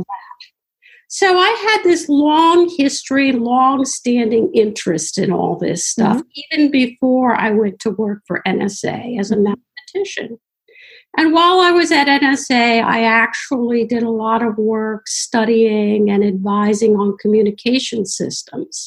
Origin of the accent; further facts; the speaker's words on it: Washington, District of Columbia, United States; I grew up in Washington, D.C.